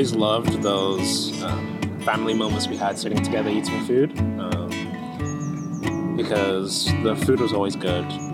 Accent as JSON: {"language": "English", "town": "Manchester", "region": "North West England", "country": "United Kingdom", "tie": "born or raised there", "also_born_or_lived": "Bolton", "moved": "as an adult", "lives_now": "London, United Kingdom", "said": "I was born in Bolton, lived there for a few years until I was like 5 or 6, and kind of grew up in Manchester actually, and yeah, studied in Manchester"}